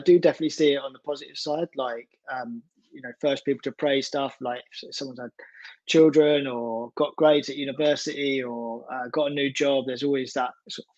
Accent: Essex, East of England, United Kingdom; moved away as an adult; now in South London, United Kingdom; I've lived in South of London since I was 18 now. So I'm from Essex originally, but moved up to South London

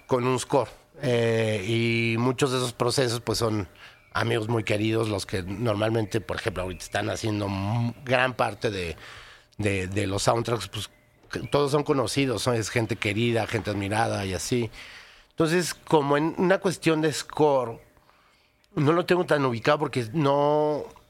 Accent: Mexico; nosotros como mexicanos que vivimos la realidad

